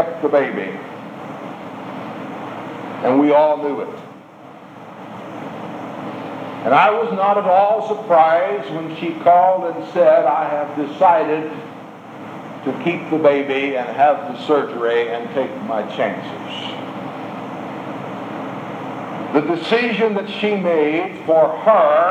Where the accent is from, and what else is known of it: United States